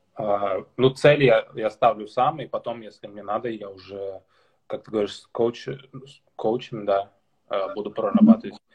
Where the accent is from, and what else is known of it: Karabash, Tatarstan, Russia; born or raised there; moved away as an adult; also born or lived in Kazan, Russia; now in Denmark